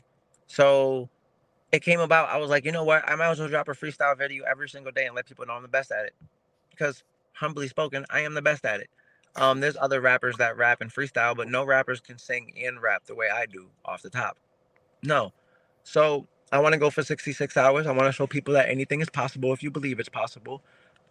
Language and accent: English; Springfield, Massachusetts, United States; I'm from Springfield, Mass. My city ain't big. Not a lot of us make it out of here.